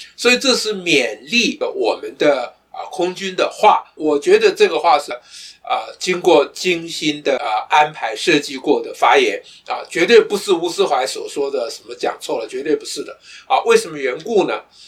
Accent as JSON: {"language": "Chinese", "country": "Taiwan", "said": "我们台湾人"}